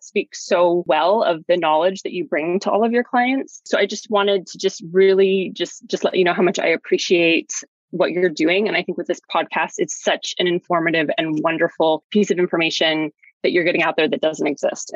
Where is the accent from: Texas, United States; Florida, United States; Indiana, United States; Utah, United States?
Utah, United States; now in New York, United States; I was getting married in Utah, which is my home state.